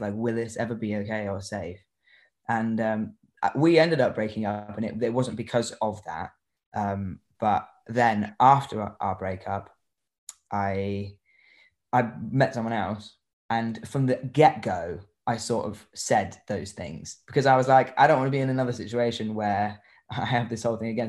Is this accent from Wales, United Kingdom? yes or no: no; Newquay, South West England, United Kingdom; I grew up in Newquay in Cornwall